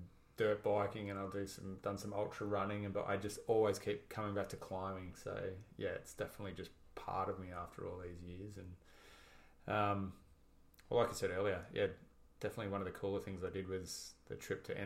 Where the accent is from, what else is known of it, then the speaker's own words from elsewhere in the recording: Australia; I went to Canada as another Aussie bum snowboarder